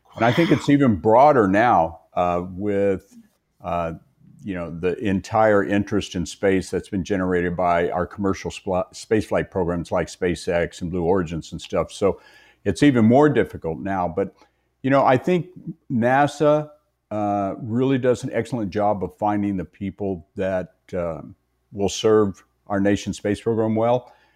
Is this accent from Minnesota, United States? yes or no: no; West Texas, United States; as a young boy growing up in West Texas